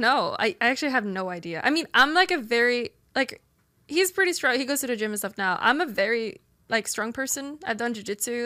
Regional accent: Sweden; moved away as an adult; now in United States; I grew up in Sweden

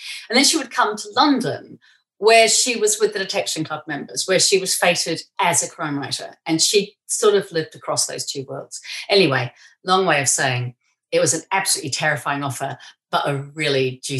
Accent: New Zealand; I grew up in New Zealand, and when I was growing up in New Zealand, Nio Marsh was not a big deal.

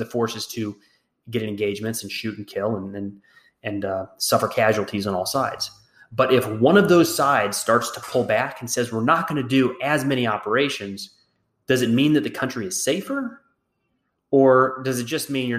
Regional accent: United States; being American

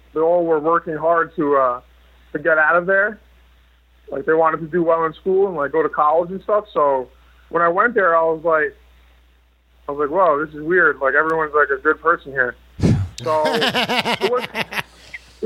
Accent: Roslyn, New York, United States; also born or lived in Queens, New York; I grew up in Long Island as like a kid, and then I moved to Queens later on, like when I was like 15

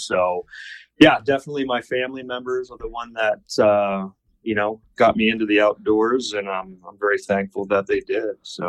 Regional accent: Western Pennsylvania, United States; moved away as an adult; also born or lived in Sidney, Nebraska; growing up in Western PA and just, you know, into the hunting and fishing

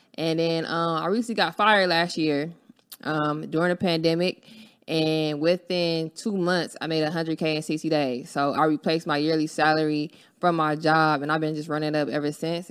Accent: Los Angeles, California, United States; I'm from Los Angeles, California

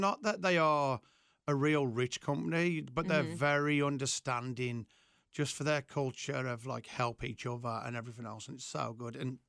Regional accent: West Midlands, United Kingdom; From an area called the Black Country.

